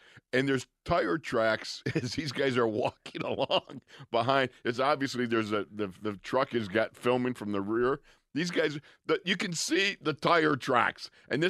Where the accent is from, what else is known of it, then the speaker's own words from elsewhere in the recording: Buffalo, New York, United States; I can remember as a kid growing up in Buffalo, watching the old AFL Buffalo Bills, middle linebacker there.